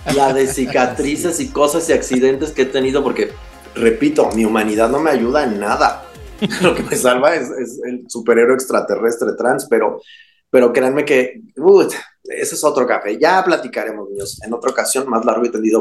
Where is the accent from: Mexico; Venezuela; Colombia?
Mexico; salir de mi tierra que tanto amo de manera eh, forzada